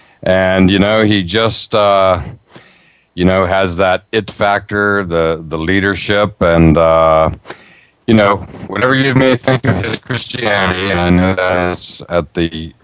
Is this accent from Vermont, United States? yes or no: no; Altoona, Pennsylvania, United States; moved away; also born or lived in Florida / Northeast US; my hometown of Altoona, Pennsylvania.